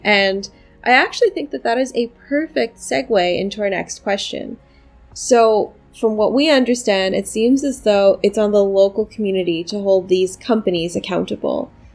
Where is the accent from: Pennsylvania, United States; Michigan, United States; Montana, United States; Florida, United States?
Pennsylvania, United States; Pittsburgh; now in New York City, United States; I'm from Pennsylvania, and you know, fracking is certainly one of the industries that happens to be king in my home state. I'm from Pittsburgh